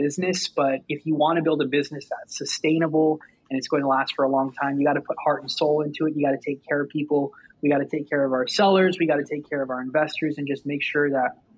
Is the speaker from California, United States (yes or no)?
yes; Southern California, United States; I'm from Southern California